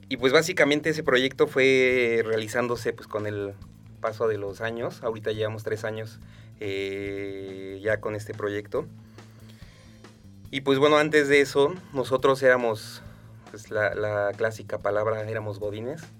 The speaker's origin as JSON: {"language": "Spanish", "town": "Toluca", "region": "State of Mexico", "country": "Mexico", "said": "somos de Toluca"}